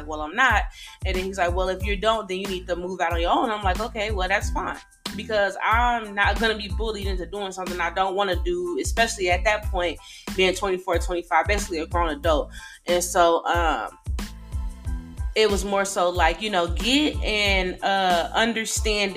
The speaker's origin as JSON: {"language": "English", "town": "Decatur", "region": "Illinois", "country": "United States", "also_born_or_lived": "Texas", "moved": "as an adult", "said": "we're all originally from Decatur, Illinois"}